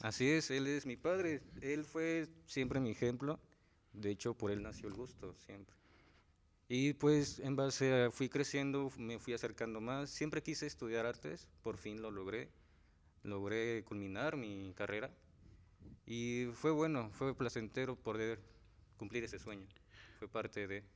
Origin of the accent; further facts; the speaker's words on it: Xalostoc, Morelos, Mexico; soy originario de Jalostoc, de Jalostoc, Ayala